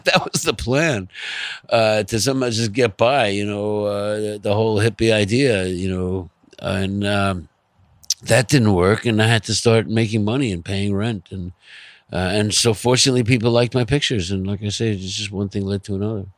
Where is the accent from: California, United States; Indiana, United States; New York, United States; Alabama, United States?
New York, United States; Long Island; also born or lived in Manhattan, New York; I was born in Manhattan. Uh, I grew up in Long Island. I came back to Manhattan when I was eighteen, and I've been here ever since